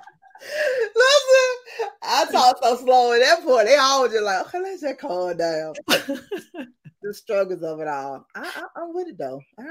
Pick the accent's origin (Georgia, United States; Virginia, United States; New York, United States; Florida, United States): Georgia, United States; Atlanta; now in Massachusetts, United States; I'm ATL down